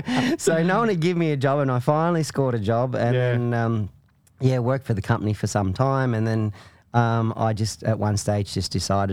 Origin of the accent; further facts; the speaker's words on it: Queensland, Australia; moved away as an adult; now in Victoria, Australia; So I'm originally a Queenslander, moved to Victoria to further my career in the entertainment industry.